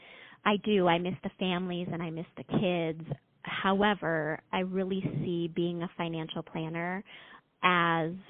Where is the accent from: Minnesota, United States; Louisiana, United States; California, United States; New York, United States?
California, United States; Los Angeles; moved away as an adult; also born or lived in Boulder, Colorado; now in Las Vegas, United States; I grew up in Los Angeles